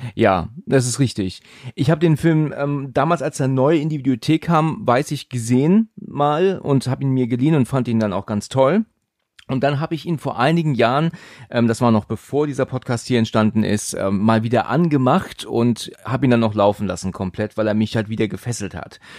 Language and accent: German; Husum, Schleswig-Holstein, Germany; moved away; ich bin ja aus ähm, Husum ursprünglich. Ich bin ja Norddeutscher auch